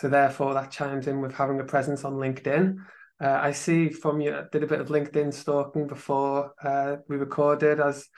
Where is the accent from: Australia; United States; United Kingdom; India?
United Kingdom; from being British